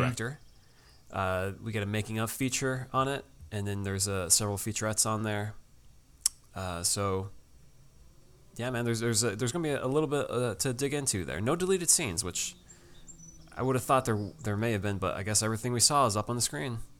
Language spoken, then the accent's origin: English; Connecticut, United States; Dave and I, we grew up at a beach that had some green, murky water